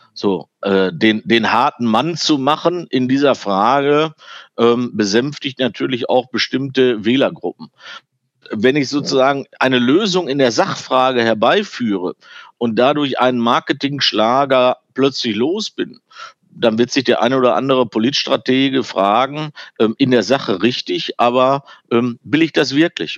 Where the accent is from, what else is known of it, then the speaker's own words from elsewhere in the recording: Germany; also born or lived in Ruhr area; wir waren eigentlich als Deutsche